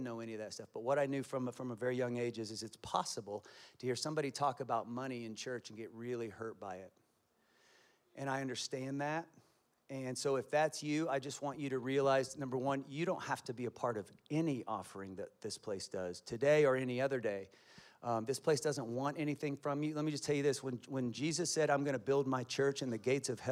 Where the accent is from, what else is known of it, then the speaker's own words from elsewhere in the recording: Kansas, United States; I'm from Kansas, and my family speaks in sentences of cuss words